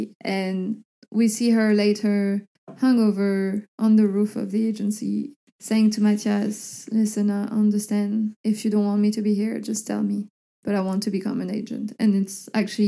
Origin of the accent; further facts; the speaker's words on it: Brittany, France; moved away; also born or lived in Paris; growing up in Brittany in the northwest of France.